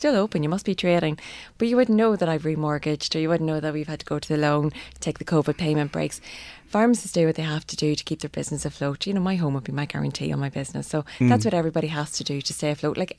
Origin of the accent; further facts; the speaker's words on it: Northern Ireland, United Kingdom; now in Ireland; I'm obviously from Northern Ireland